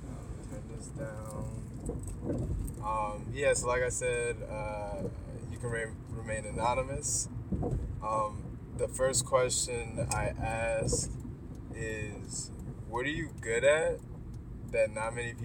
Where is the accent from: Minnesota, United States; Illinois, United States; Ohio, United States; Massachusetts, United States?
Ohio, United States; Cleveland; also born or lived in Mississippi; Well, I'm from Cleveland. I was born in Mississippi, but I've lived in Cleveland most of my life.